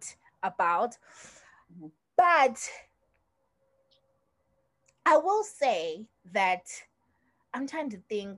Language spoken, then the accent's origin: English; Zimbabwe; moved away; we grew up in Zim